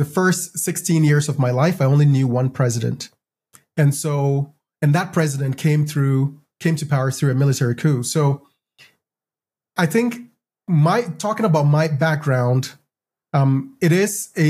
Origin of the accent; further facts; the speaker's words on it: Ghana; now in United States; I grew up in Ghana